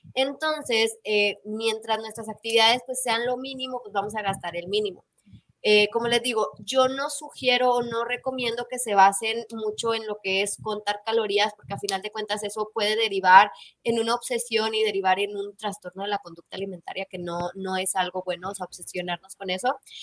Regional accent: Mexico; nosotros como mexicanos

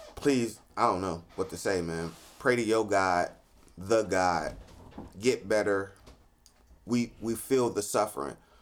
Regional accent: Cleveland, Ohio, United States; growing up in Cleveland

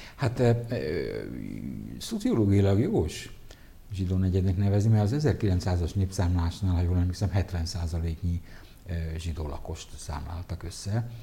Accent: Budapest, Hungary; Zuglóban nőttem fel, Kertvárosba

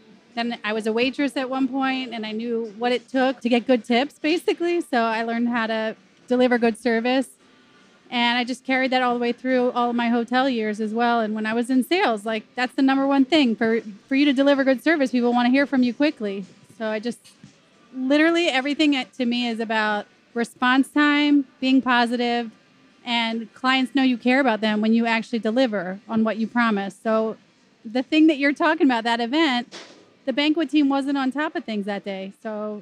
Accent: Philadelphia, Pennsylvania, United States; moved away as an adult; now in Atlanta, United States; I'm from Philly. Born and raised.

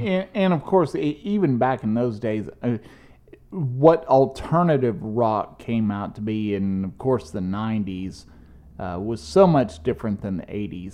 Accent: United States; as an American

